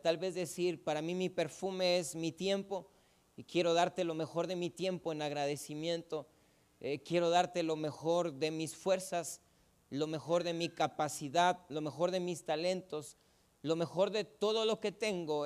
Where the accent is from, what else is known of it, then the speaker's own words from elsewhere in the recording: Ciudad Juárez, Chihuahua, Mexico; Yo tengo una banda y es musical no crea que de delincuentes porque somos de Juárez, es una banda musical